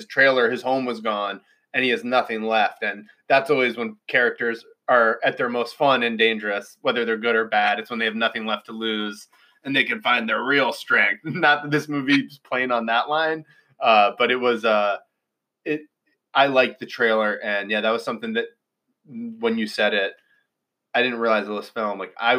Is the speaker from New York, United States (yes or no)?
yes; New York, United States; And yeah, we're from New York.